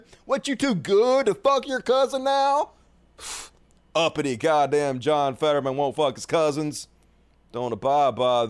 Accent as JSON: {"language": "English", "region": "Mississippi", "country": "United States", "said": "I'm from Mississippi"}